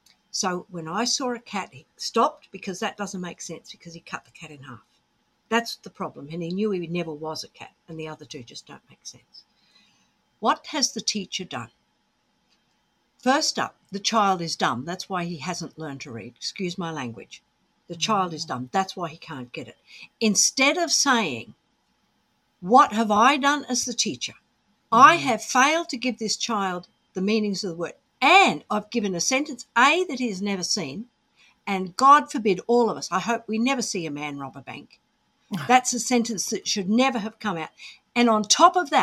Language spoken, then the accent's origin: English; Australia; moved away as an adult; also born or lived in Oxford, United Kingdom; So we're Australian